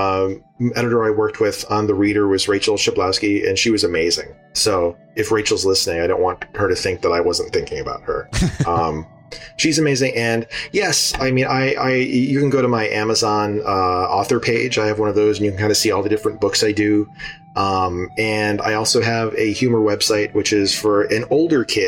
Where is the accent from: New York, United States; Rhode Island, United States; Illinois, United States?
Rhode Island, United States; when I was growing up in Rhode Island